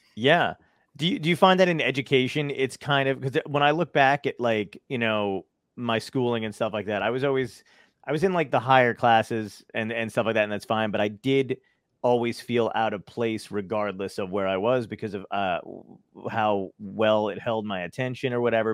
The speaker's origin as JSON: {"language": "English", "town": "New York City", "region": "New York", "country": "United States", "said": "I'm from Brooklyn"}